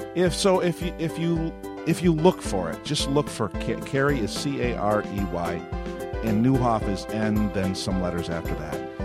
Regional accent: Avon, New York, United States; my hometown of Avon, New York

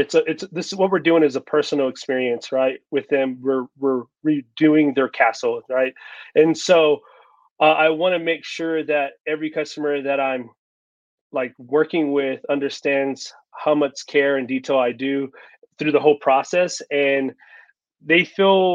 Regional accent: Texas, United States; moved away as an adult; now in Colorado, United States; I'm originally from Texas, but I moved here about in 2018

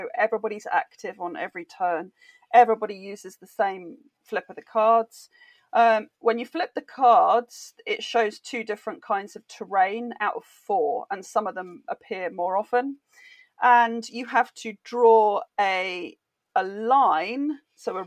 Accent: United Kingdom; I'm British.

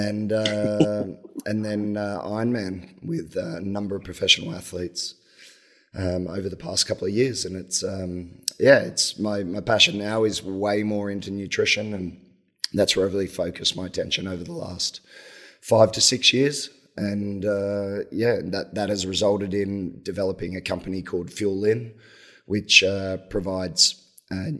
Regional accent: Australia; moved away; I'm Australian

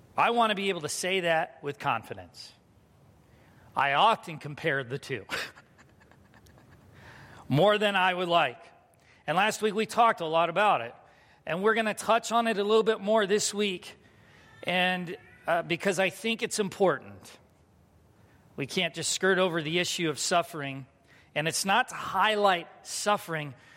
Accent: United States

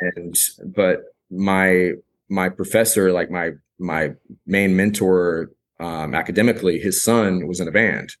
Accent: rural South Carolina, United States; moved away as an adult; also born or lived in Charleston, South Carolina / Asheville, North Carolina; now in Austin, United States; growing up in South Carolina, like, rural South Carolina

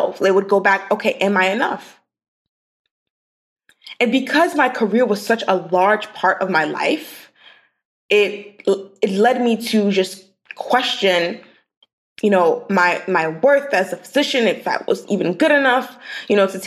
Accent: New York City, New York, United States; So I grew up in Brooklyn, New York.

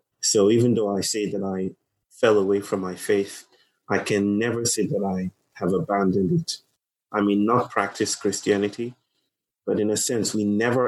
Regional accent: Lagos, Nigeria; also born or lived in United States; now in Chennai, India; I come from Nigeria. I was born in Nigeria. And in Nigeria, in Lagos, probably the most populous city in Nigeria

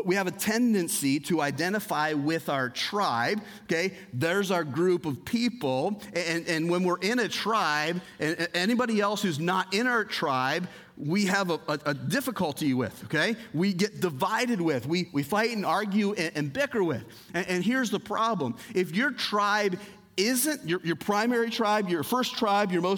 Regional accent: United States; I am an American citizen

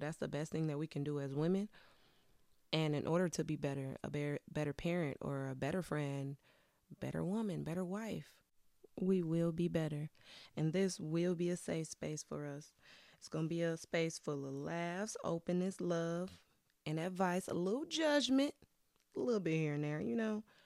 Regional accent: Wisconsin, United States; moved away as an adult; now in Detroit area, United States; I'm a Midwest girly. I'm originally from Wisconsin.

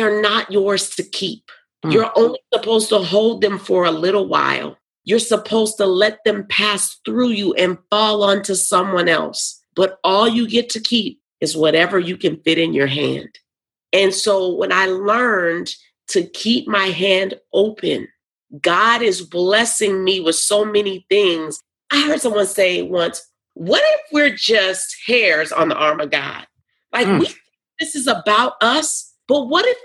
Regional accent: New Orleans, Louisiana, United States; also born or lived in Topeka, Kansas; now in Nashville, United States; I was raised in New Orleans. I was born in Topeka, Kansas.

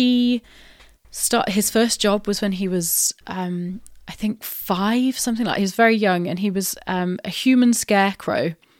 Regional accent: South West England, United Kingdom; accent: Wiltshire; also born or lived in Glasgow / Canada; And that my accent from being slightly Wiltshire-y occasionally came out in through the vowels or something

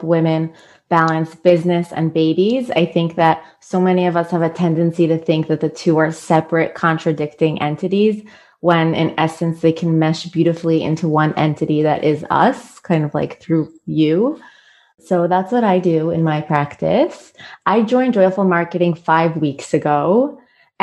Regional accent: New York, United States; now in Israel; I'm American, I'm from New York, born and raised

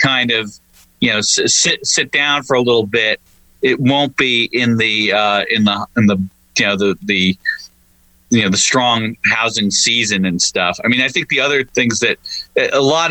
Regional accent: Long Island, New York, United States; moved away; I'm originally from Long Island, New York

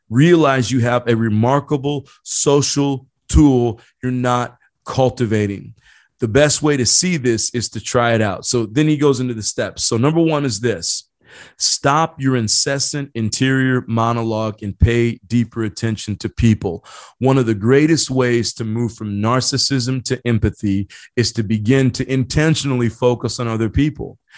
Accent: Indiana, United States; now in San Diego County, United States; I grew up in Indiana, a small town in Indiana

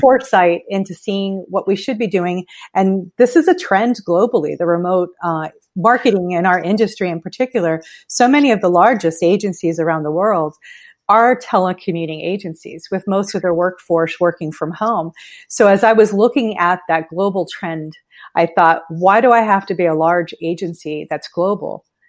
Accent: Miami, Florida, United States; now in Fort Myers area, United States; I'm from the Miami area

